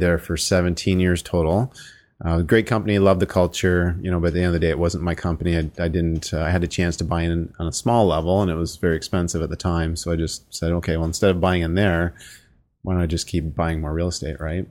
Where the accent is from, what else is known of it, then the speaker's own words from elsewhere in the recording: Sarnia, Ontario, Canada; born and raised in Sarnia, Ontario